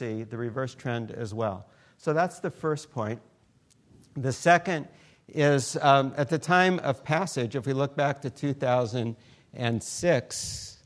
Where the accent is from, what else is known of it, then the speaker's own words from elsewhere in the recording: Stockton, California, United States; I grew up in Stockton in the middle there